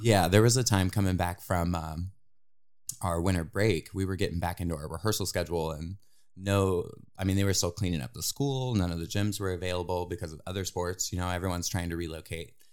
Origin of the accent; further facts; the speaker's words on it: New Philadelphia, Ohio, United States; moved away as an adult; now in Indiana, United States; grew up in New Philadelphia, Ohio